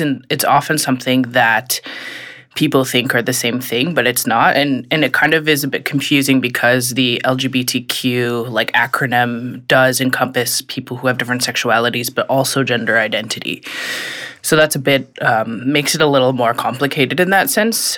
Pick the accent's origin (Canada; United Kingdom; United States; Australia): Canada; Regina, Saskatchewan; now in Ottawa, Canada; I'm originally from Regina, Saskatchewan.